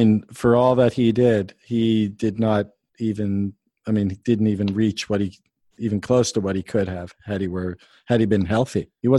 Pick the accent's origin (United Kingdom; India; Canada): Canada; obviously being Canadian